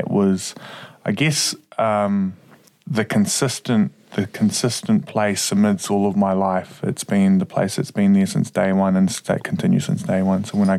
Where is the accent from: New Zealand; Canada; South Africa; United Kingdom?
New Zealand; Hastings, Hawke's Bay; moved away as an adult; So I grew up on the East Coast in Hawke's Bay in a pretty little city called Hastings.